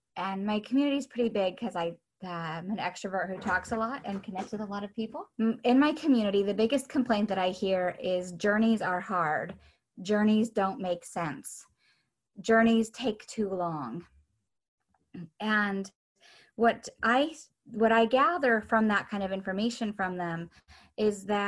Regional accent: Bellingham, Washington, United States; I'm from Bellingham, Washington, which is a very north part of Girl Scouts of Western Washington, north of Seattle

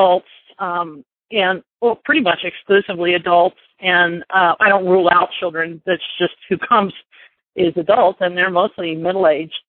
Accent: Orlando, Florida, United States; moved away; actually grew up in Florida. I grew up in Orlando.

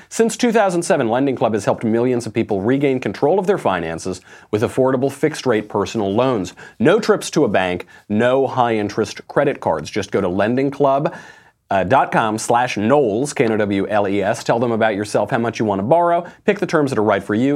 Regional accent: Bedford Hills, New York, United States; also born or lived in Sheepshead Bay, Brooklyn / New England; I grew up in Bedford Hills

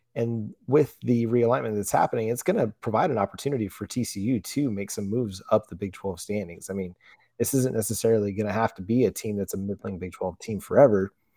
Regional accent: Fort Worth, Texas, United States; I'm from North Wor-, Fort Worth, just one of the suburbs just outside of, of town

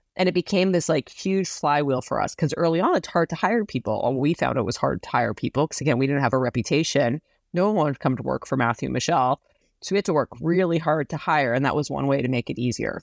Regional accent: Saskatchewan, Canada; now in San Francisco, United States; I grew up in a, i, in a place in Canada that's, uh, called Saskatchewan

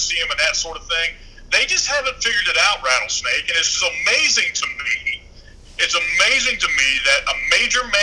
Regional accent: Kentucky, United States; also born or lived in Florida; now in Texas, United States; I'm from Kentucky

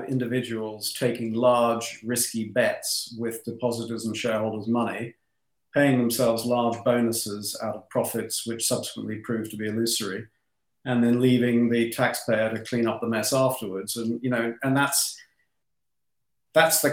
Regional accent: London, United Kingdom; I was born in London. My parents were actually first-generation Australian immigrants

